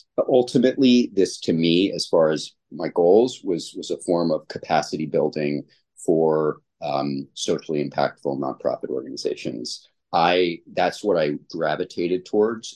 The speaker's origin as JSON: {"language": "English", "town": "Ann Arbor", "region": "Michigan", "country": "United States", "tie": "born or raised there", "said": "I was born and raised in the Ann Arbor, Ypsilanti area"}